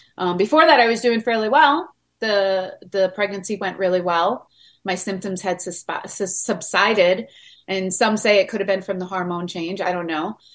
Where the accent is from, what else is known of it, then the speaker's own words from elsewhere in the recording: Long Island, New York, United States; We grew up on Long Island, so I had the water around me my whole entire life.